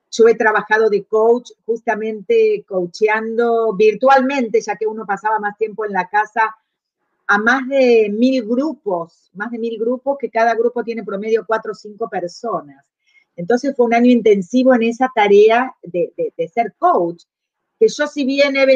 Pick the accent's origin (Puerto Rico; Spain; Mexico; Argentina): Argentina; moved away as an adult; also born or lived in Chile